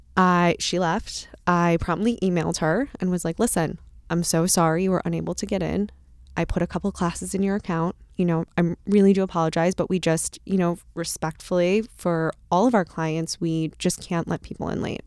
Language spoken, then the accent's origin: English; Bloomfield Hills, Michigan, United States; I catered out of a country club in, in my hometown